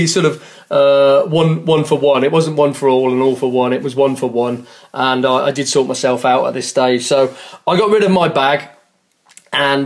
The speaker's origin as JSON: {"language": "English", "region": "England", "country": "United Kingdom", "said": "I'm an Englishman"}